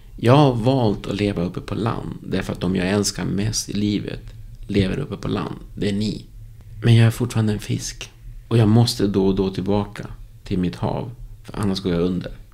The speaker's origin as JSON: {"language": "Swedish", "country": "Uruguay", "tie": "born or raised there", "also_born_or_lived": "Moheda, Sweden / Stockholm, Sweden", "second_language": "Swedish", "moved": "yes", "lives_now": "Västerås, Sweden", "said": "där jag är född Uruguay"}